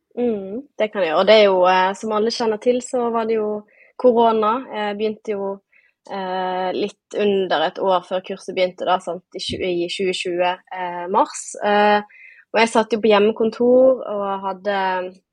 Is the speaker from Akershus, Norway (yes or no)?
no; Bergen, Vestland, Norway; accent: Bergen dialect; som man sikkert hører på dialekten, så er jeg fra Bergen